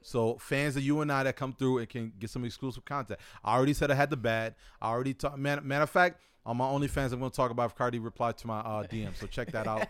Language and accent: English; United States; you and I growing up in America